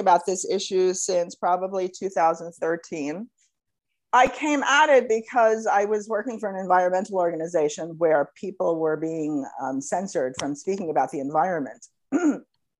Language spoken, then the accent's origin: English; United States; I'm an American